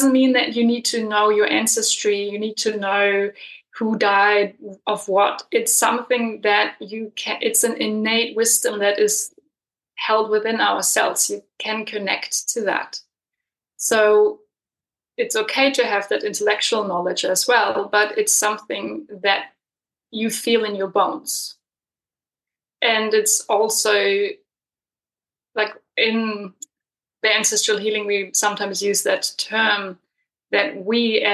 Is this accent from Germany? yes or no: yes; Germany; moved away as an adult; also born or lived in Berlin / Peru; now in New Zealand; I'm coming from Germany, so I wasn't really brought up with a framework for ancestral reverence